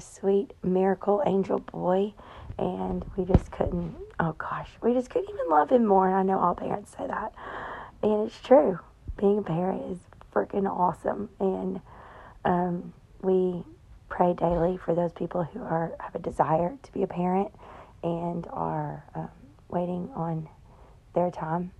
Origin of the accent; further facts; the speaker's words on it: Tennessee, United States; I'm from Tennessee